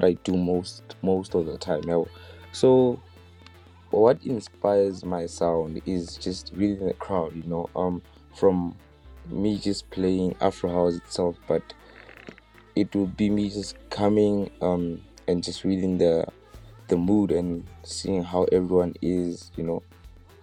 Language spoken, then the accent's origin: English; Bethlehem, Free State, South Africa; I'm a DJ and a producer, all coming from Free State in the Bethlehem.